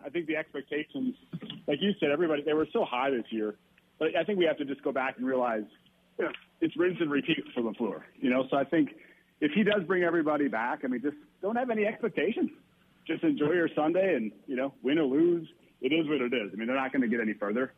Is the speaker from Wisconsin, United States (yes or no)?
yes; Wisconsin, United States; I'm from Wisconsin, so I'm, I'm obviously a Packer fan